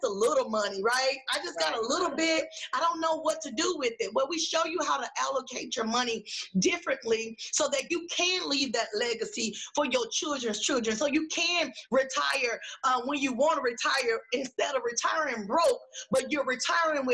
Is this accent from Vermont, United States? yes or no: no; Dallas, Texas, United States; moved away; also born or lived in Houston, Texas; I grew up in Oak Cliff in Dallas, Texas